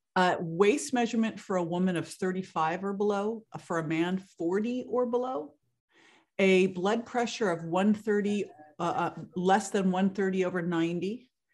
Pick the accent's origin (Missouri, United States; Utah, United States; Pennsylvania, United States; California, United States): California, United States; Berkeley; moved away as an adult; now in Florida, United States; I grew up in Berkeley, California